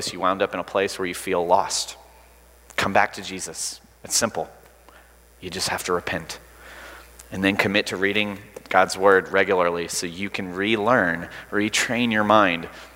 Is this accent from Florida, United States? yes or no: no; Alabama, United States